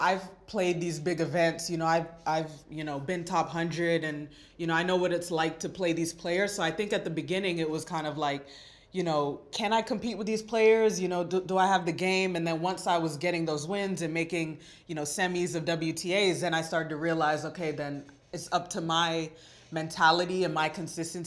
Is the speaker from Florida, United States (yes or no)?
yes; North Miami, Florida, United States; I'm also born and raised in Miami, and we just have that like car culture in us. I'm from North Miami